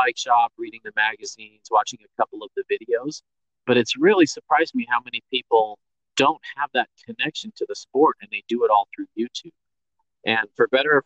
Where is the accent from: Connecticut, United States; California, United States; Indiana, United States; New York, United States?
California, United States; Bay Area; moved away; I grew up in the Bay Area where mountain biking was born